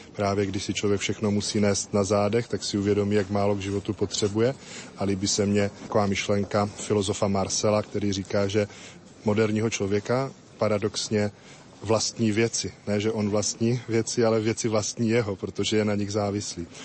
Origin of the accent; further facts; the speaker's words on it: Moravian Slovakia, South Moravian Region, Czechia; now in Kroměříž, Czech Republic; já nepocházím z Kroměříže, pocházím z Moravského Slovácka, kous kousek od hranice se Slovenskem